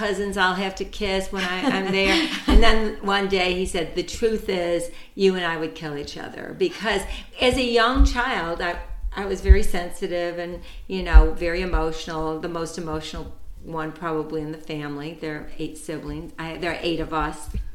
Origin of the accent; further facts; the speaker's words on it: United States; I grew up here in an Italian culture, but I'm American